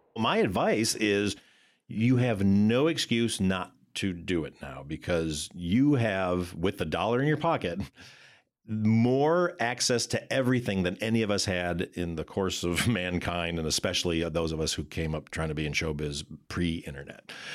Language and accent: English; Michigan, United States; moved away as an adult; now in California, United States; I'm a kid from Michigan